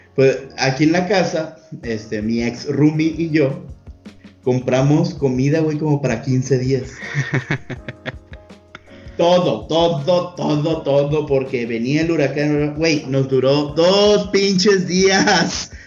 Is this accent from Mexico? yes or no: yes; Sinaloa, Mexico; somos de Sinaloa